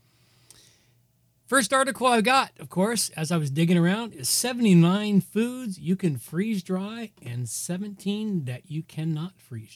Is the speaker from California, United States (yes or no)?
yes; California, United States; moved away; I grew up in California